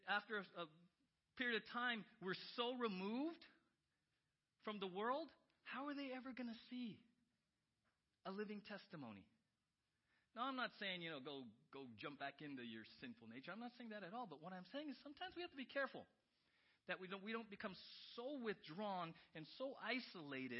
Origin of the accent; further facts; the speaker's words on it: San Diego, California, United States; moved away; I grew up in San Diego